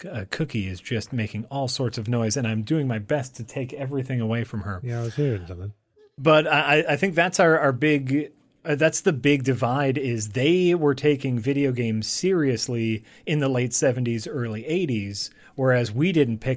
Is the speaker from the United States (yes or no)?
no; United Kingdom; being you know growing up in the uh, in Britain, where where like we we're very open and free outwardly